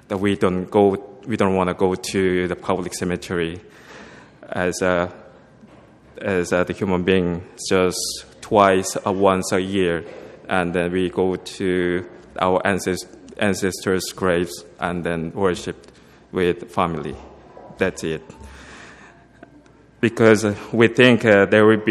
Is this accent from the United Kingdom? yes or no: no; South Korea; moved away as an adult; also born or lived in Philippines / Ireland; from South Korea. And then don't be scared, I'm not from North Korea